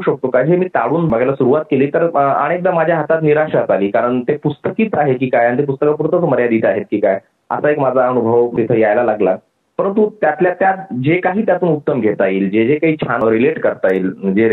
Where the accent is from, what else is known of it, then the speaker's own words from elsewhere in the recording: Vaijapur, Maharashtra, India; माझा जन्म इकडे औरंगाबाद जिल्ह्यामध्ये वैजापूर म्हणून जो तालुका आहे तिथला आणि तेच माझं गाव देखील आहे